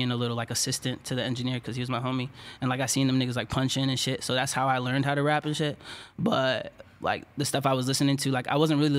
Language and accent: English; Washington, District of Columbia, United States; DC, Maryland.